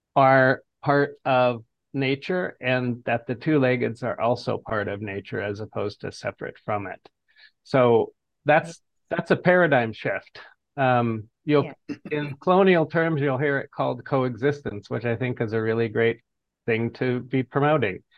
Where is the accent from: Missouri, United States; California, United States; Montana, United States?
Montana, United States; Fort Peck Reservation, northeastern; now in Boise, United States; I come from the Fort Peck, Assiniboine and Sioux Reservation of northeastern Montana.